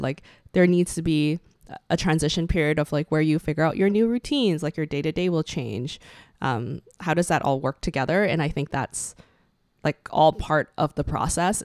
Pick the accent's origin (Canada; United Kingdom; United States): Canada; we share our stories and experiences as Asian Canadian millennials